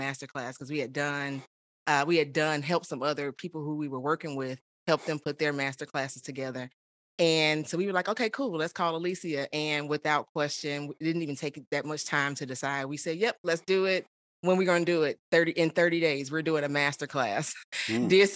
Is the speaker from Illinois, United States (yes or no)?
yes; Chicago, Illinois, United States; moved away as an adult; also born or lived in Houston, Texas; now in Austin, United States; I was born and raised in Chicago. I am currently in Austin, Texas